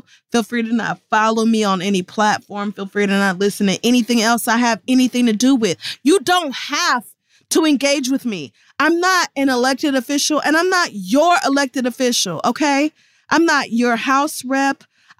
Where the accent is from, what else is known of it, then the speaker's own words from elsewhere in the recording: North Carolina, United States; I'm from North Carolina. I want to watch the Tar Heels.